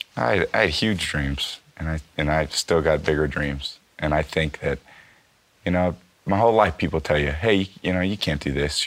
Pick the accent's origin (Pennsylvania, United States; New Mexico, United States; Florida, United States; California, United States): California, United States; San Francisco; I'm from San Francisco